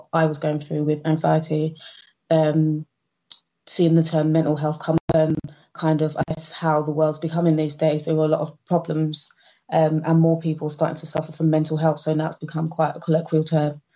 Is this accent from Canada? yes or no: no; London, United Kingdom; I grew up in London, in Northwest London, born and bred.